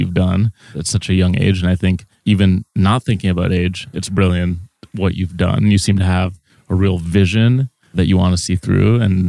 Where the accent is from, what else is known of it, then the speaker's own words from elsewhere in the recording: Minnesota, United States; when I was a little kid, I grew up in Minnesota